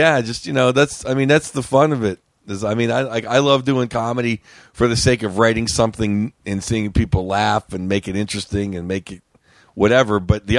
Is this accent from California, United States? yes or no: no; Pittsburgh, Pennsylvania, United States; Pittsburgh, Pennsylvania.